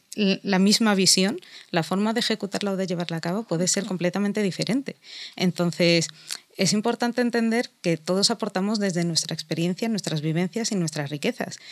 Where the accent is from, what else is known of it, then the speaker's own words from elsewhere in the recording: Spain; soy musulmana, pero también soy española